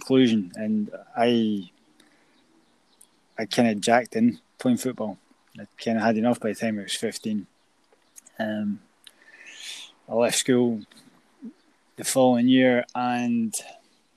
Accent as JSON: {"language": "English", "town": "Aviemore", "region": "Scotland", "country": "United Kingdom", "tie": "born or raised there", "said": "my hometown team, just Aviemore Thistle"}